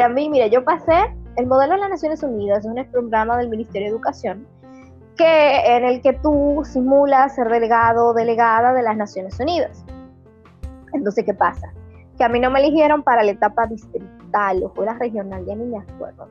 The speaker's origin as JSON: {"language": "Spanish", "town": "Santiago de los Caballeros", "region": "Santiago", "country": "Dominican Republic", "said": "yo nací en Santiago, soy de la ciudad Corazón"}